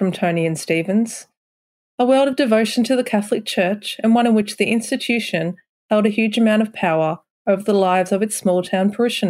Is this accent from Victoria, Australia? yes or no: yes; Koroit, Victoria, Australia; I grew up in Koroit, which is right near Warrnambool, a couple of hours southwest of Ballarat. My grandmother was a staunch Catholic, and I went to a Catholic primary school.